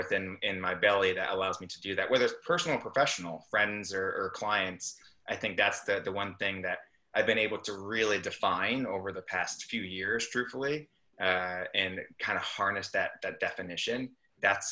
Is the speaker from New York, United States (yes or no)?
yes; upstate New York, United States; also born or lived in Santiago, Chile; now in North Carolina, United States; I was raised in upstate New York